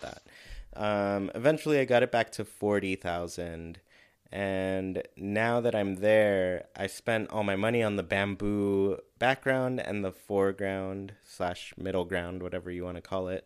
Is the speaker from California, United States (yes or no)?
yes; Southern California, United States; growing up in Southern California with all the fires